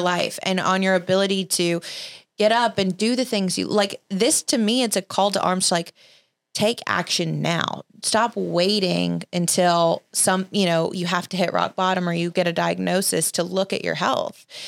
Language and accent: English; Alabama, United States; I grew up in Alabama